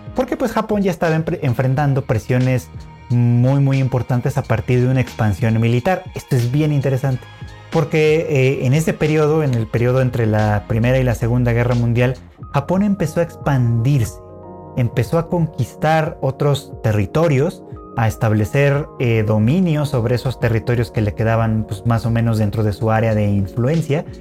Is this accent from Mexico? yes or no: yes; Mexico; nosotros como occidentales, como extranjeros, como mexicanos, latinoamericanos